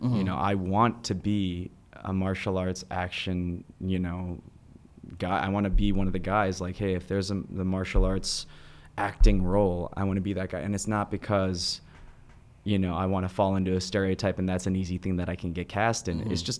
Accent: Midwest, United States; I come from the Midwest, so I used to have, like, this angst, like, oh, well, people are making a certain comment or a certain action towards me because I'm Asian American

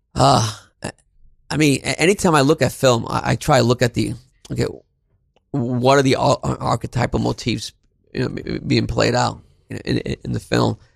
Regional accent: New York City, New York, United States; also born or lived in Barranquilla, Colombia; I grew up in Brooklyn, you know, um, Brownsville, East New York

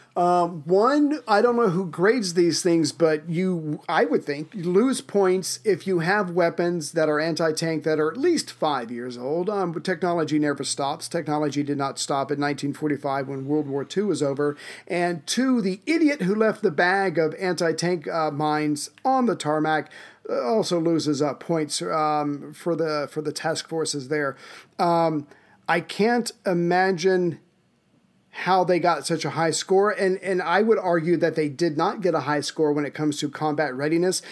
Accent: United States; I'm an American

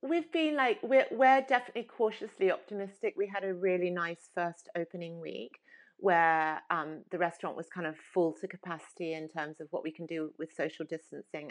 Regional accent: Sydney, New South Wales, Australia; I grew up in Sydney.

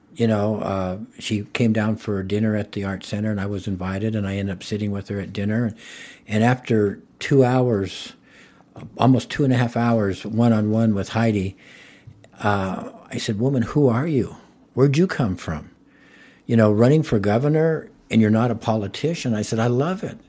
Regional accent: Pueblo, Colorado, United States; I was born here in Pueblo. I was born in nineteen fifty-seven and, um, went to South High School

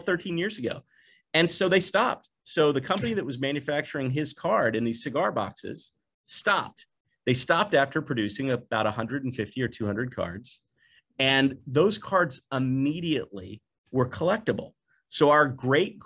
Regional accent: the South, United States; also born or lived in Tennessee; I grew up in Mississippi and Tennessee

